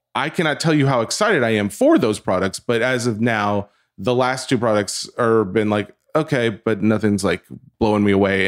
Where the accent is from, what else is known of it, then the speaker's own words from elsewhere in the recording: the South, United States; I'm from the South